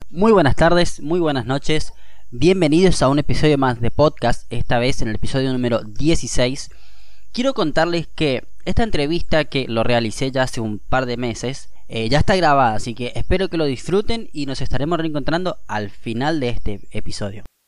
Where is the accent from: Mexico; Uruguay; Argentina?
Argentina; Oberá, Misiones; moved away; Yo soy de una ciudad que se llama Oberá